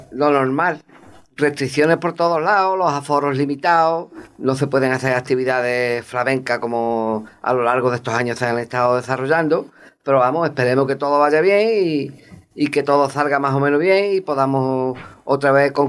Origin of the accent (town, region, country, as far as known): Casares, Andalusia, Spain; born or raised there